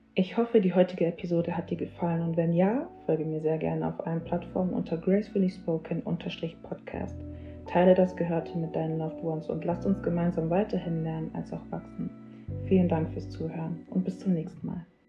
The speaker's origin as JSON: {"language": "German", "region": "Bavaria", "country": "Germany", "tie": "born or raised there", "moved": "as an adult", "lives_now": "North Rhine-Westphalia, Germany", "said": "Ich bin in Bayern geboren, aufgewachsen und wohne jetzt ähm, seit kurzem in NRW, um zu studieren"}